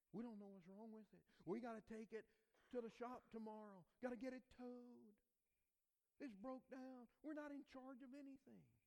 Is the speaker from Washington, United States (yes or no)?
no; southeast Louisiana, United States; moved away as an adult; also born or lived in Georgia; I was born and raised in southeast Louisiana, Cajun culture